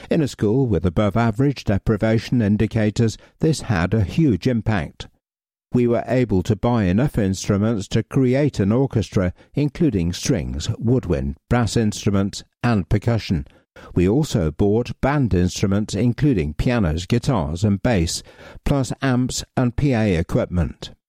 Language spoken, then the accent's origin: English; Coventry, West Midlands, United Kingdom; I don't follow football, although I'm from Coventry and I was five when we won the FA Cup, so I do remember the street parties and the fountains in the city centre being dyed blue.